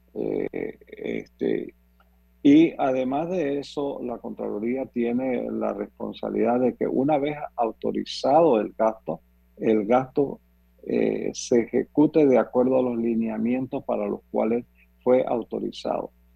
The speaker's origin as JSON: {"language": "Spanish", "country": "Panama", "said": "Los panameños"}